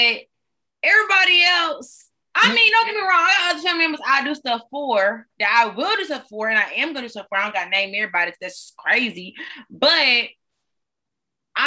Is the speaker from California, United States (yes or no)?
no; Greenville, South Carolina, United States; I'm from Greenville, South Carolina.